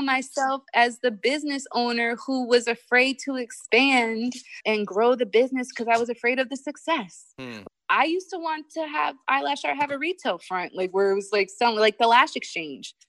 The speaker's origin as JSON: {"language": "English", "country": "United States", "also_born_or_lived": "Italy / London", "moved": "yes", "said": "being an American"}